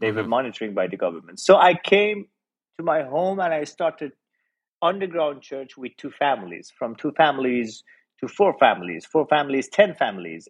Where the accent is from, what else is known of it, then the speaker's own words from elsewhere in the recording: Iran; I was born and raised in Iran